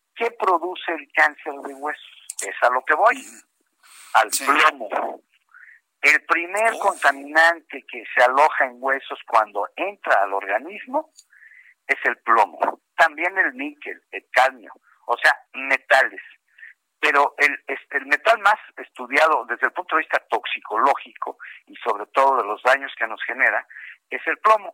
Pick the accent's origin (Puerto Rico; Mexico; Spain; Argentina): Mexico; a nosotros, a los mexicanos